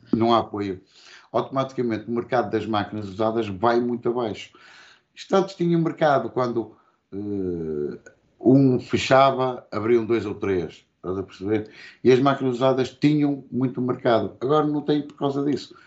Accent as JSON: {"language": "Portuguese", "town": "Porto", "region": "Norte", "country": "Portugal", "tie": "born or raised there", "also_born_or_lived": "Barcelos", "said": "Eu nasci lá, nasci no Porto e depois. Uh estive tipo lá com os meus pais para até aos dois anos, ou coisa do género. E depois viemos para Barcelos e, entretanto, fomos outra vez para o Porto, para os colégios"}